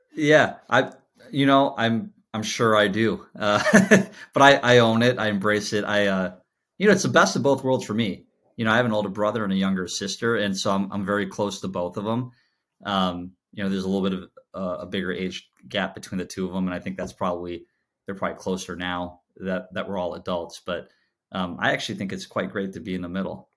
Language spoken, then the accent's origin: English; Chicago, Illinois, United States; I was, I was born and raised in Chicago